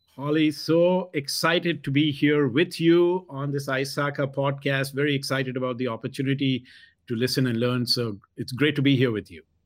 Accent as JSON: {"language": "English", "country": "India", "tie": "born or raised there", "also_born_or_lived": "Dubai, United Arab Emirates / South Carolina, United States", "moved": "yes", "lives_now": "United States", "said": "I was born in India and, uh, did my high school in the Middle East, in Dubai, United Arab Emirates"}